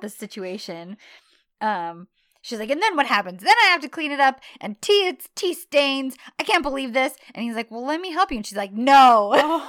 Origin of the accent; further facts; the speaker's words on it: United States; an American woman